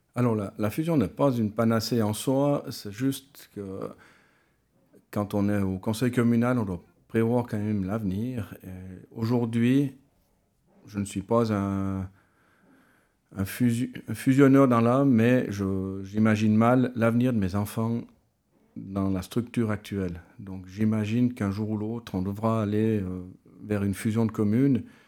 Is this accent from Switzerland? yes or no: yes; mountain commune in Valais, Switzerland; je suis originaire de Lille